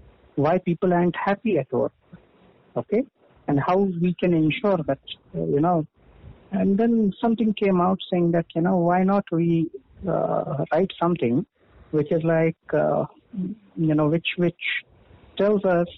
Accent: India; moved away as an adult; now in United Kingdom; In my hometown

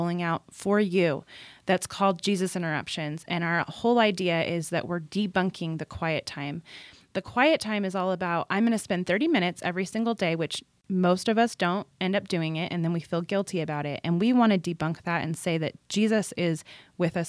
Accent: California, United States; I grew up in California, and so my sisters and I were all boogie boarders and surfers

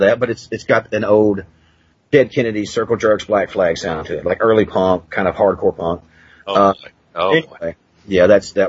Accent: Princeton, Kentucky, United States; now in Princeton, United States; I'm a Southerner

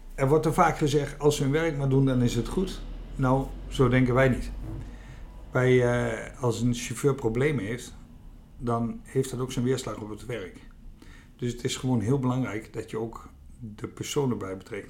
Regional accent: Veluwe, Gelderland, Netherlands; moved away as an adult; also born or lived in Achterhoek; van oorsprong kom ik van de Veluwe

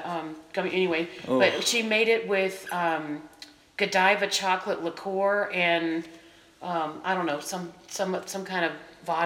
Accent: Florida, United States; also born or lived in Merritt Island, Florida; I grew up in Florida.

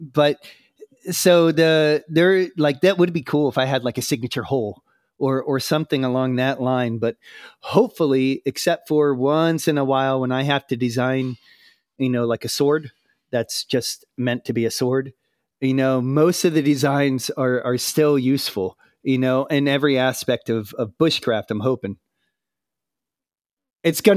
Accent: United States; I'm American

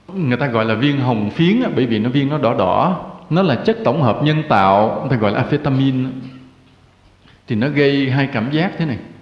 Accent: Vietnam; quê hương Việt Nam

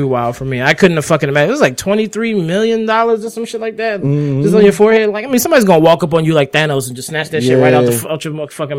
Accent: the DMV, DC, Maryland, Virginia area, United States; We are from the DMV, which means we're from the District of Columbia, yeah. DC, Maryland, Virginia area.

